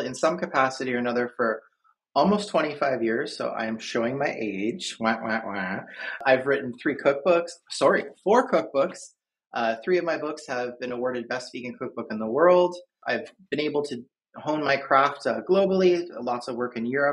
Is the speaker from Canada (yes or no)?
yes; Canada; now in Philadelphia, United States; I am Canadian originally, but I live just outside of Philadelphia now